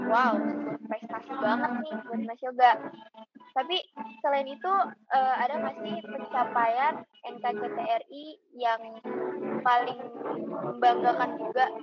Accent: Padang, West Sumatra, Indonesia; Uh, Mas Yogan kan tadi kita tahu uh, kami dari Padang, gitu kan.

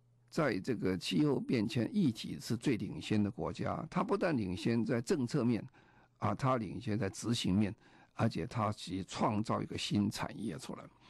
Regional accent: Taiwan; moved away as an adult; now in London, United Kingdom; 我记得在一九九三年，我刚从啊台湾搬到啊伦敦工作的时候，那个时候台湾刚好还是很污染很严重了。

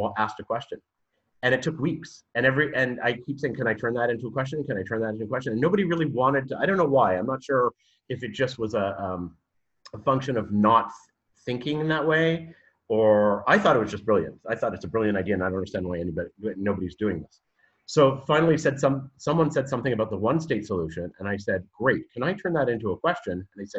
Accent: Canada; moved away as an adult; now in Israel; I am Canadian. I don't know how much more detail you want, but I grew up in Canada, moved to Israel because I married an Israeli man

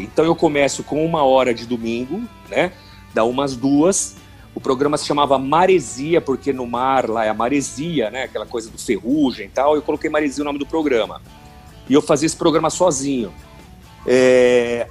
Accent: São Paulo, Brazil; also born or lived in Araraquara / Itanhaém; eu sou de São Paulo, né, natural de São Paulo

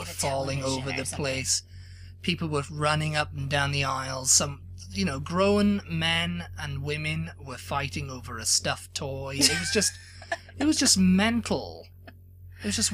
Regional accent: Yorkshire and the Humber, United Kingdom; now in United States; When I was a kid, when I was growing up in Britain, because that's where I'm from

